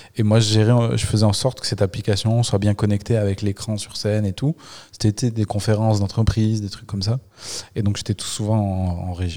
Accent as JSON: {"language": "French", "town": "Le Puy-en-Velay", "region": "Auvergne-Rhône-Alpes", "country": "France", "said": "moi je suis du Puy-en-Velay"}